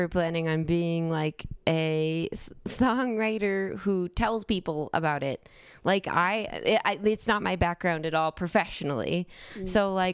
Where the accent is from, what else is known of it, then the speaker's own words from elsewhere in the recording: California, United States; moved away as an adult; now in Denver, United States; I moved to Denver. I'm from California. I moved to Denver for my master's